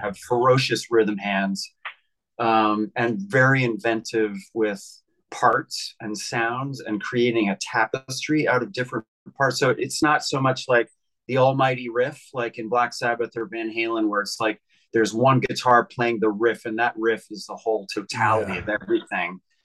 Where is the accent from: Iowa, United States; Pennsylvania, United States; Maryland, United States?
Pennsylvania, United States; Philadelphia; moved away as an adult; now in New York City, United States; I grew up in Pennsylvania. I moved to New York City in 1996